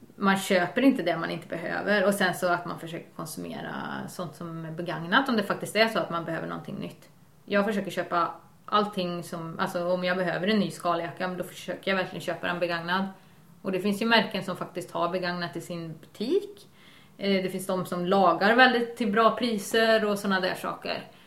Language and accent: Swedish; Värmland, Sweden; now in Bohuslän, Sweden; jag kommer från Värmland